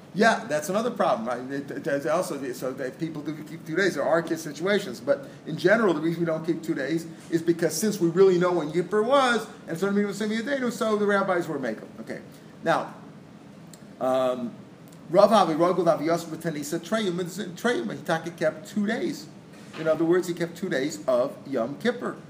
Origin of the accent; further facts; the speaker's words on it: St. Louis, Missouri, United States; we grew up in St. Louis